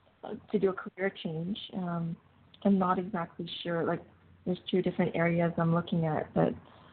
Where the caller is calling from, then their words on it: Canada; I'm calling from Canada.